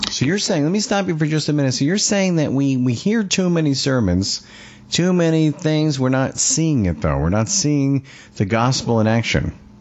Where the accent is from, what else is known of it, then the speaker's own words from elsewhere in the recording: Long Island, New York, United States; I'm from Long Island